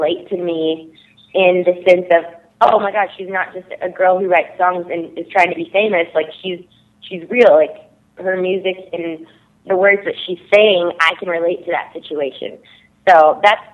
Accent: Texas, United States; also born or lived in Nashville; now in Los Angeles, United States; I'm from Texas originally. Before that, it was Nashville, but I moved out to Los Angeles, where I currently am

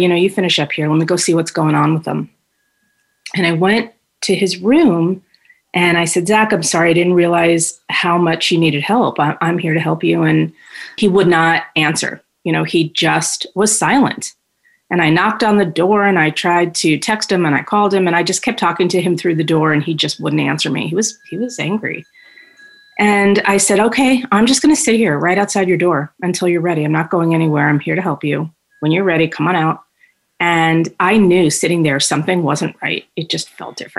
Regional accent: New York, United States; moved away as an adult; now in Phoenix, United States; I'm originally from New York and born and raised there. I moved to the Valley when I was 30

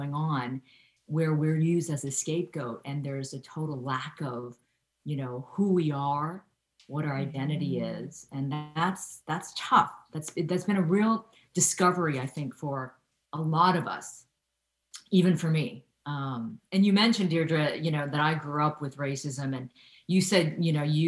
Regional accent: Ohio, United States; I grew up in Ohio in the 1970s and 80s

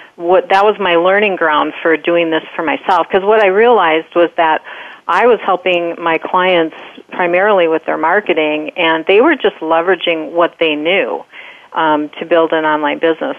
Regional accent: Wisconsin, United States; now in Minnesota, United States; We're from Wisconsin, and we now live in Minnesota.

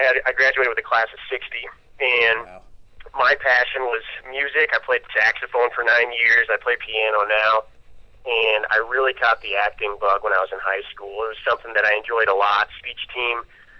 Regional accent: Nebraska, United States; also born or lived in California; I was from Nebraska, and that's what I represented.

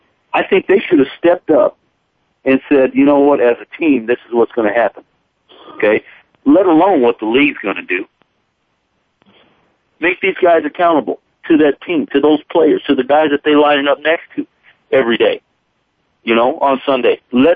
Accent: Wyoming, United States; I'm in Wyoming, okay? And I've been in Wyoming my whole life.

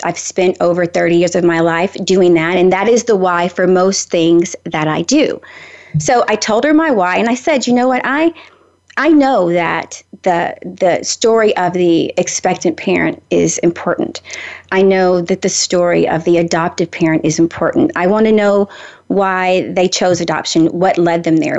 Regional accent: Nashville, Tennessee, United States; I'm from Nashville

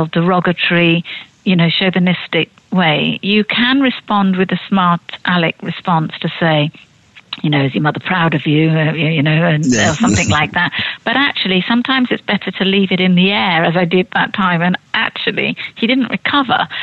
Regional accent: Bournemouth, South West England, United Kingdom; I come from Bournemouth

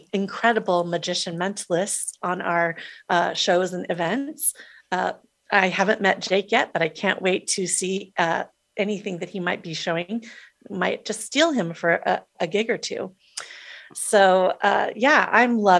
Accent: Des Moines, Iowa, United States; thank you, Des Moines, Iowa

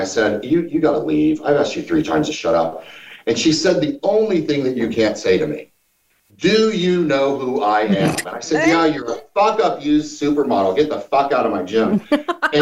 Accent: Missouri, United States; moved away; I'm just this hillbilly from Missouri

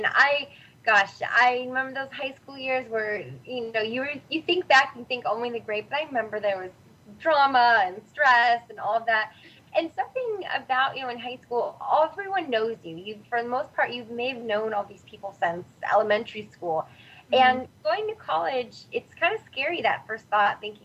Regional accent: Northern California, United States; also born or lived in San Diego; I'm originally from Northern California, and San Diego was just about as opposite of the state as I could go

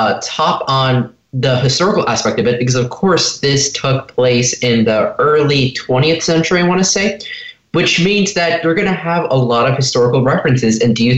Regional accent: Los Angeles, California, United States

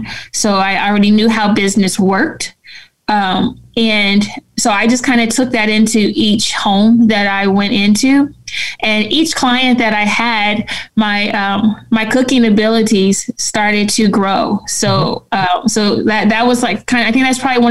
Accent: San Francisco, California, United States; I grew up in San Francisco

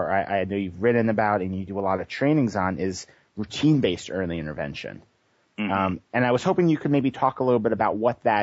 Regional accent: New York, United States; moved away as an adult; also born or lived in Boston; now in California, United States; I grew up on the East Coast. I grew up in New York and started working in the ABA field in Boston and came to California

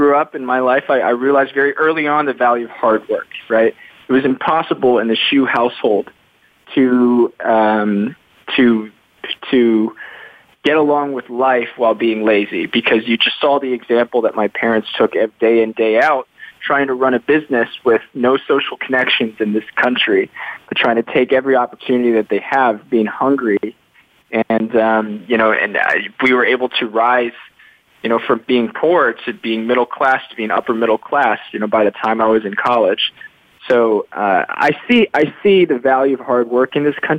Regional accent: Richmond, Virginia, United States; moved away; also born or lived in Rockville, Maryland / New Jersey; And I was raised in Richmond, Virginia

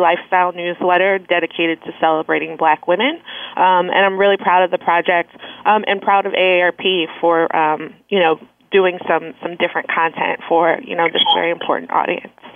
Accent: Philadelphia, Pennsylvania, United States; now in Washington, D.C., United States; I'm originally from Philadelphia, um, and I currently um, live, work, and play in Washington, D.C.

